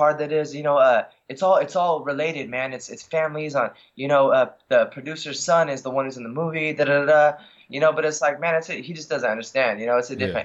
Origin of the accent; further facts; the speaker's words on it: Los Angeles, California, United States; also born or lived in Oregon; I grew up in San Pedro. It's right next to Long Beach